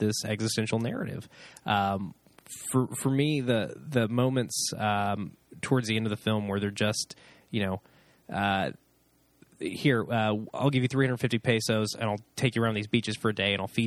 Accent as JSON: {"language": "English", "country": "United States", "said": "as an American"}